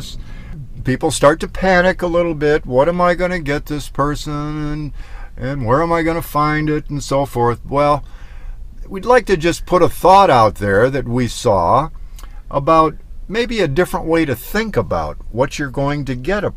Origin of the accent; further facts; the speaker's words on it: Michigan, United States; moved away as an adult; now in Southwest, United States; I'm from Michigan, so I'm used to snow